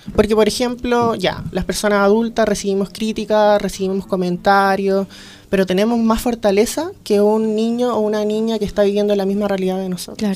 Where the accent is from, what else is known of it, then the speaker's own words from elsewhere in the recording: Coquimbo, Chile; moved away; also born or lived in Santiago; yo soy de Coquimbo, entonces me vine a Santiago